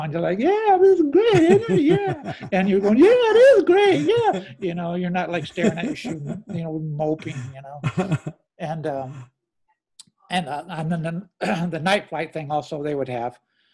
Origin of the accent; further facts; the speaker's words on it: Peoria, Illinois, United States; moved away; also born or lived in Pekin, Illinois; growing up in Pekin and Peoria, very conservative town